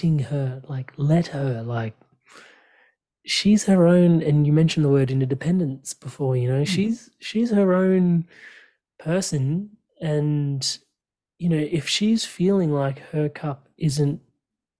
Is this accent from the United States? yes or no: no; Australia; as an Aussie